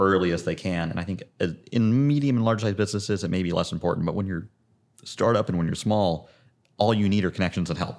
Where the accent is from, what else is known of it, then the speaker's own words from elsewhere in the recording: Zionsville, Indiana, United States; I'm Indianapolis native, born and raised in Zionsville